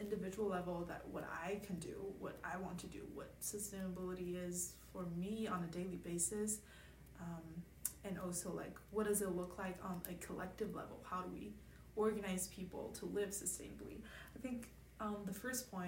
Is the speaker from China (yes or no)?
yes; China; moved away; I'm from China